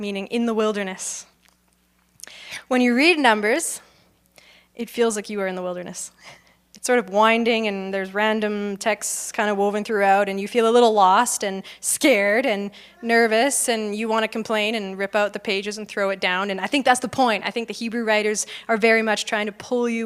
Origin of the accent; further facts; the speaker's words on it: Okotoks, Alberta, Canada; I grew up in Okotoks